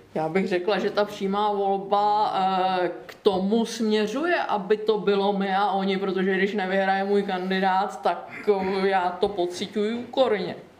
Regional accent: Czechia; pocházím spíše z Posázaví či Blanicka

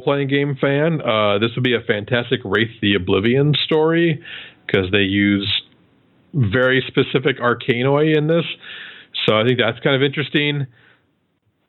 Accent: Iowa, United States; my home state of Iowa.

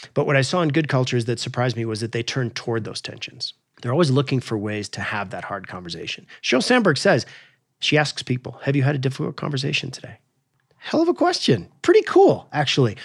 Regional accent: Alaska, United States; I grew up in Alaska

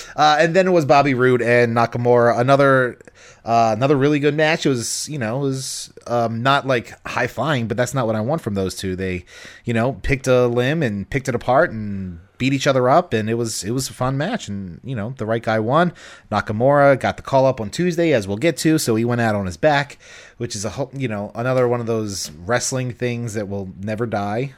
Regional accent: Baltimore, Maryland, United States; I'm born and raised in Baltimore

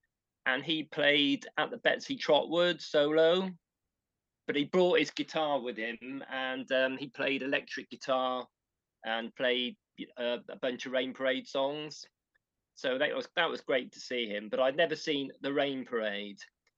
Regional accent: near Bristol, South West England, United Kingdom; Then I went to Bristol, which was near my hometown.

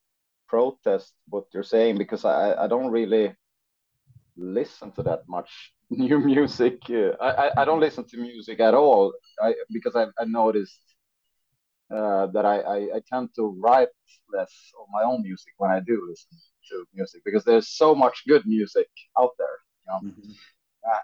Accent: northern Sweden, Sweden; a guy living in a small town in northern Sweden

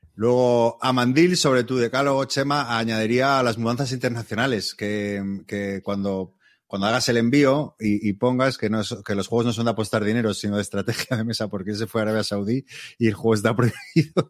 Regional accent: Madrid, Community of Madrid, Spain; yo soy de Madrid

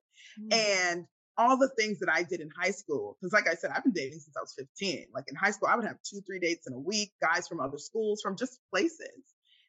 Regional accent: Nigeria; I'm Nigerian. If I really wanted to get a husband, I would get somebody to go to the village, bring me someone

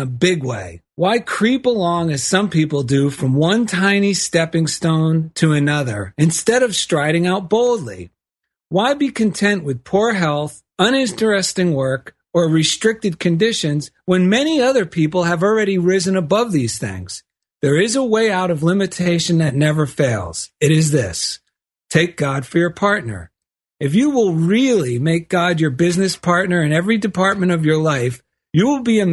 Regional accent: East Coast, United States; now in Culver City, United States; I grew up on the East Coast shopping at Lord and Taylor all my life

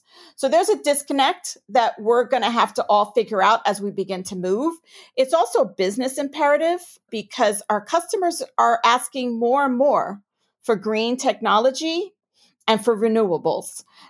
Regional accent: New York, United States; accent: New York; now in Houston, United States; I'm a native New Yorker, if you can't tell from my accent. And so I thought, oh, Houston, I don't know.

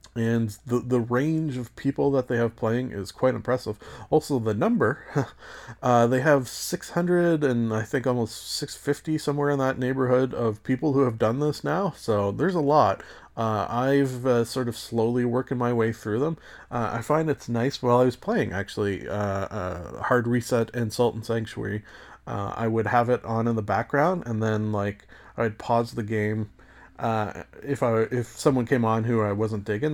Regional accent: Canada; as a Canadian

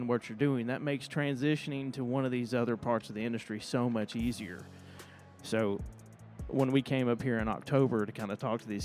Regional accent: Bryson City, North Carolina, United States; also born or lived in Charlotte; I actually grew up in a little town called Bryson City in the mountains of North Carolina

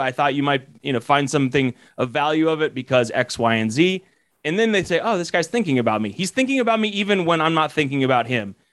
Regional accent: Colorado, United States; I'm originally from Colorado

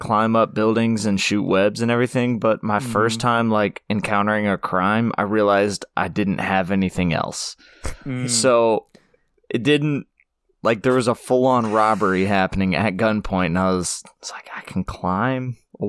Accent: France; Yeah, sorry, I'm from France.

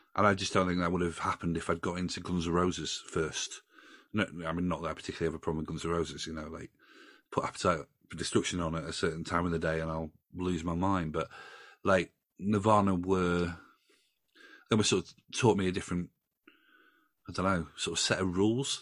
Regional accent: Doncaster, Yorkshire and the Humber, United Kingdom; I grew up in Doncaster, you know, that's my hometown

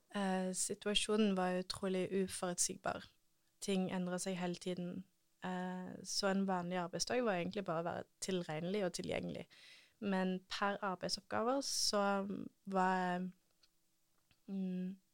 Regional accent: Norway; ingen andre nordmenn som jobber for den organisasjonen. Det er kun meg

